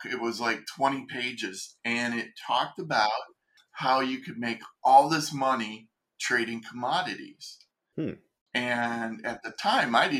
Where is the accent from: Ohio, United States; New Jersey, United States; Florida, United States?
Ohio, United States; moved away as an adult; also born or lived in California; I was from Ohio, and I moved out to California